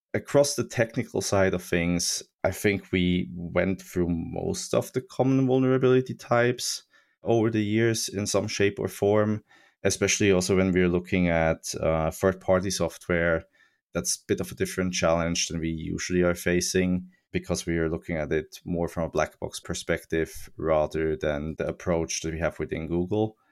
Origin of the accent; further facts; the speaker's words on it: Switzerland; I grew up in Switzerland in, in the nineties